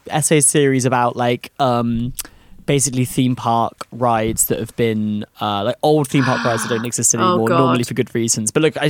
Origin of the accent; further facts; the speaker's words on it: Gloucestershire, South West England, United Kingdom; Up in Gloucestershire.